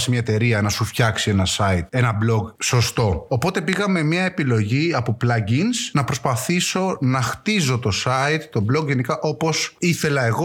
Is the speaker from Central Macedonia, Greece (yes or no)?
yes; Kilkis, Central Macedonia, Greece; κάνω αυτό, αυτό και αυτό. Είμαι από το Κυλκή, ο παλαιό Έλενα, αυτό εδώ είναι από το χωριό να από σένα δίπλα.